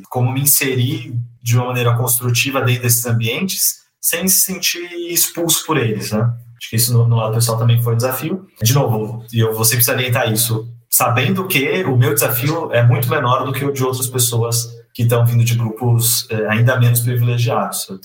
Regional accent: São Bernardo do Campo, São Paulo, Brazil; Mas, enfim, cresci lá na, na Vila Paulicense, em São Bernardo.

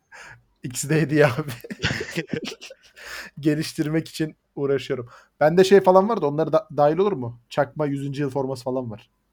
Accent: Black Sea Region, Turkey

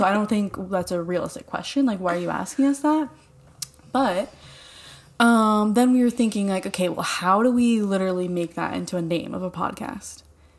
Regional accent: Pennsylvania, United States; moved away as an adult; now in New Jersey, United States; Oh, I'm literally from Pennsylvania.

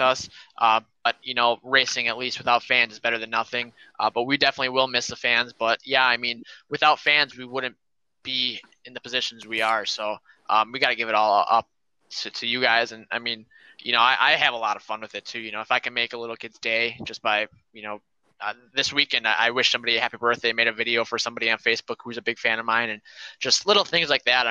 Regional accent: Wisconsin, United States; I'm from Wisconsin

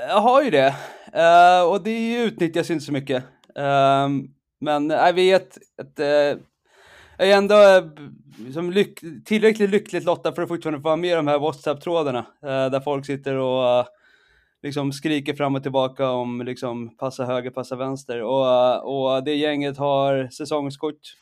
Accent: Stockholm, Stockholm County, Sweden; moved away as an adult; now in Saudi Arabia; jag är stockholmare, djurgårdare, uh, exilsvensk sedan rätt många år tillbaka

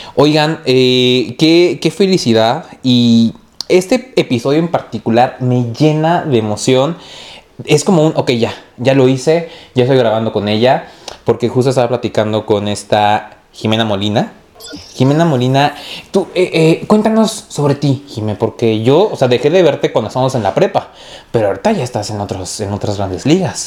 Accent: Mexico; nosotros como mexicanos

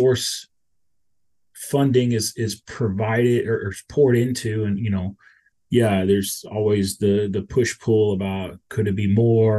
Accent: Houston, Texas, United States; as a native Texan, I grew up in Houston

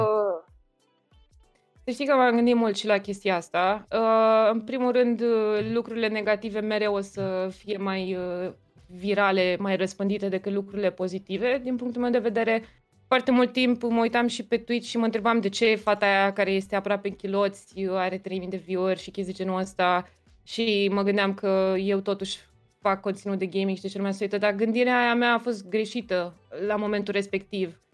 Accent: Brașov, Brașov County, Romania; moved away as an adult; now in Bucharest, Romania; Din Brașov, am uitat să zic. Asta brașovean, că m-am mutat în București acum vreo 8 ani, cred. Am venit la facultate

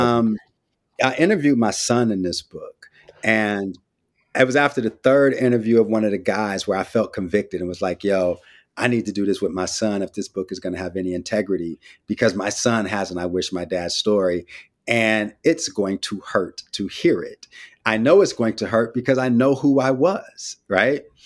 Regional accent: San Francisco, California, United States; also born or lived in West Oakland / Vallejo; I'm from the Bay, too. Grew up in Frisco

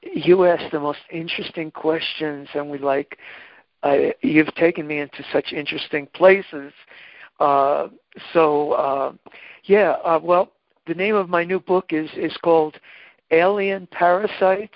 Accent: Hicksville, New York, United States; I grew up in Hicksville, Long Island

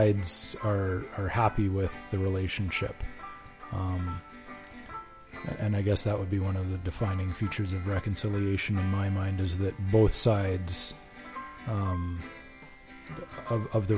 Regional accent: Regina, Saskatchewan, Canada; I am from Regina, Saskatchewan.

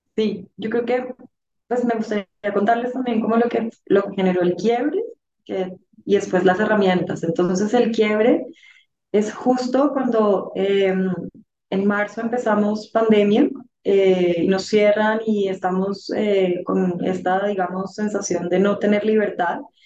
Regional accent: Bogotá, Colombia; la mayor de cuatro hermanos, de una familia muy bonita a la que pertenezco, bogotana

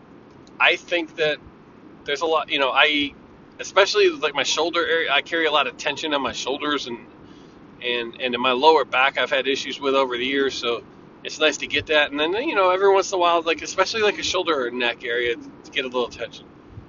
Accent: Bridgeport, United States; Michael was a friend of mine that I grew up with in Bridgeport.

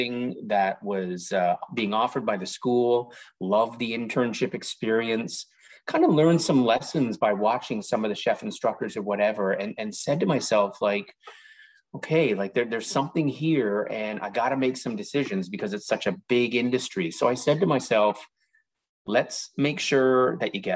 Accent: Toronto, Ontario, Canada; I was born and raised in Toronto

